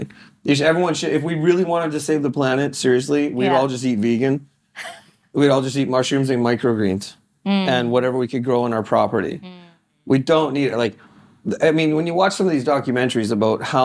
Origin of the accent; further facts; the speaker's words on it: Canada; I'm one Canadian kid